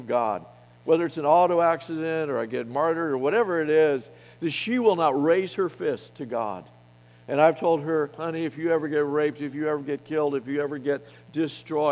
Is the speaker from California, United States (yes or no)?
no; Colorado, United States; I come from Colorado